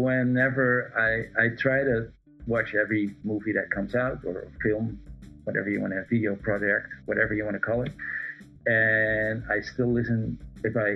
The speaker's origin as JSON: {"language": "English", "town": "Amsterdam", "region": "North Holland", "country": "Netherlands", "tie": "born or raised there", "also_born_or_lived": "Aruba", "said": "I grew up in Amsterdam"}